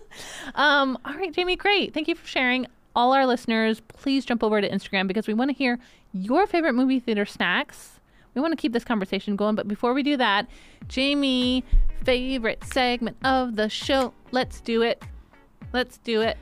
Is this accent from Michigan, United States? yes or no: yes; Benton Harbor, Michigan, United States; moved away; my hometown